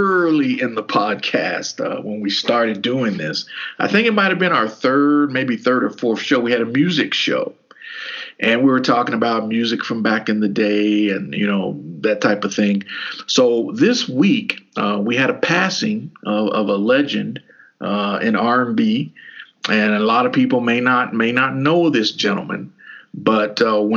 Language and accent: English; Kentucky, United States; growing up in Kentucky. Kentucky's a basketball state